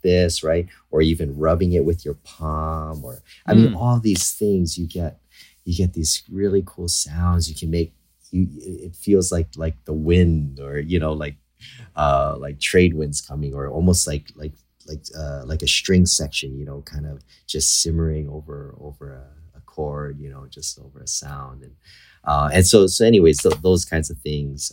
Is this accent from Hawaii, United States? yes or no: yes; Hawaii, United States; I was born and raised in Hawaii.